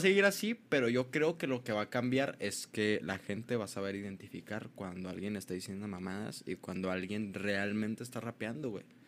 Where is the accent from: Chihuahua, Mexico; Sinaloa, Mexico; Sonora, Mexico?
Chihuahua, Mexico; Ciudad Juárez; soy de Juárez